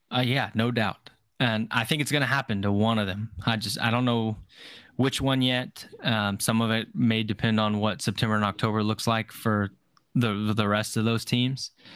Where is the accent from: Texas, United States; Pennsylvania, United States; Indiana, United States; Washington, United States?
Texas, United States; I'm from Texas